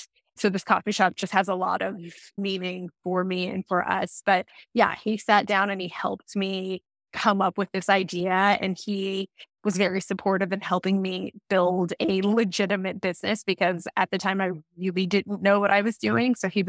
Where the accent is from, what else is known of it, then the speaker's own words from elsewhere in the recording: Los Angeles, California, United States; I grew up in Los Angeles, and the entertainment industry, it's a major industry out here.